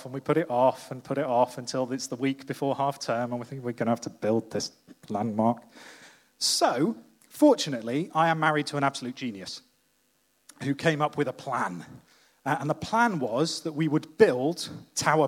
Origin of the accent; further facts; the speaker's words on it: Wales, United Kingdom; as a Welshman